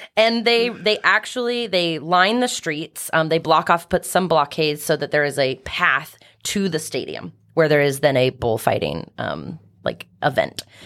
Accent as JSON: {"language": "English", "town": "Kansas City", "country": "United States", "tie": "born or raised there", "also_born_or_lived": "California / Iowa (family)", "said": "I grew up in Kansas City"}